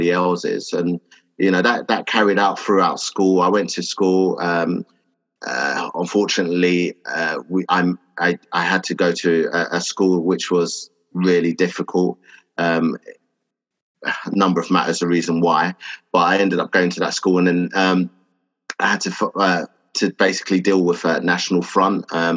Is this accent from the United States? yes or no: no; London, United Kingdom; also born or lived in Enfield; I was born and raised in Hackney in Stoke Newington, and so it was predominantly a black area